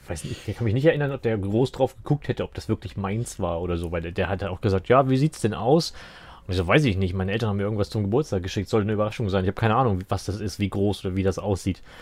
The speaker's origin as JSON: {"language": "German", "country": "Germany", "said": "da ist man als Deutscher"}